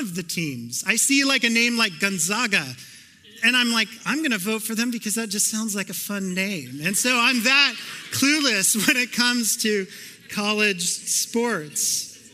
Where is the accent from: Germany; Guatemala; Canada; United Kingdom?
Canada; I'm Canadian